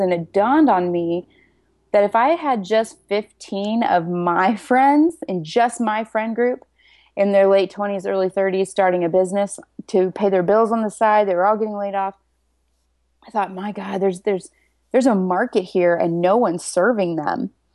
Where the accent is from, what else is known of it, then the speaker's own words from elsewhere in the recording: Nebraska, United States; moved away as an adult; now in San Diego, United States; I'm from Nebraska, and I live in San Diego now. So I moved out here about 12 years ago